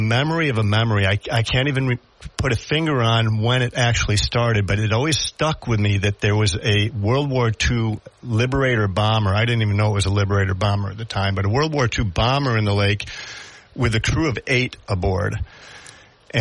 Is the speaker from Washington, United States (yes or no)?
no; Syracuse, New York, United States; now in Binghamton, United States; I actually grew up in the Syracuse area. I've been in Binghamton, the Binghamton area, for probably about more than 30 years.